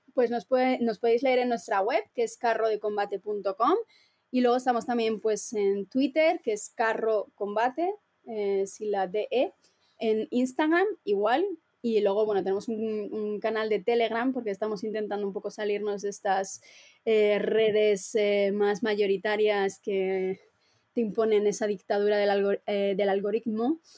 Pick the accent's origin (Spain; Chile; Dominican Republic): Spain; Valladolid, Castile and León; yo también soy de Valladolid